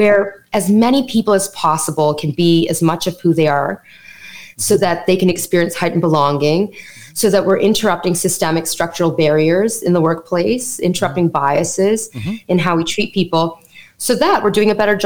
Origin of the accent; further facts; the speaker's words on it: Canada; accent: Canadian; My parents immigrated to Canada, so I'm Canadian. You're going to hear the Canadian in my accent when I say things like out and about in Canada.